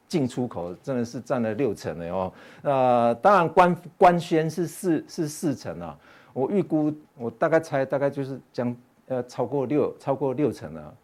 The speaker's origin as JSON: {"language": "Chinese", "country": "Taiwan", "said": "我们台湾人"}